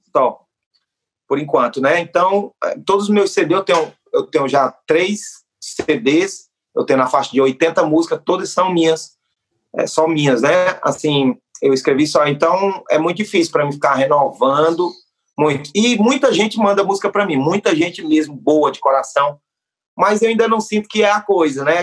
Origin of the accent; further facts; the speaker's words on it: Northeast Region, Brazil; sou nordestino